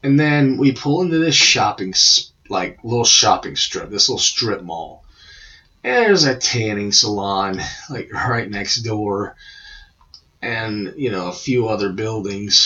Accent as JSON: {"language": "English", "region": "Georgia", "country": "United States", "said": "I'm from Georgia"}